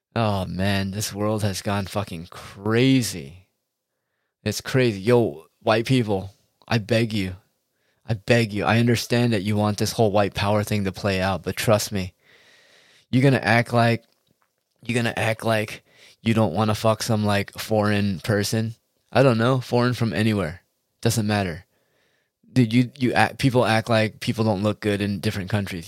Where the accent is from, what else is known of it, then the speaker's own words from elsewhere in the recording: United States; as an American person